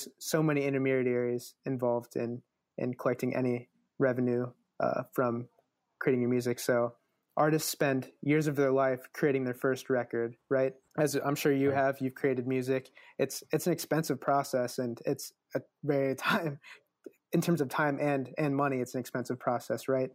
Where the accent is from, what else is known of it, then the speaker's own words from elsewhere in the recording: Midwest, United States; I'm from the Midwest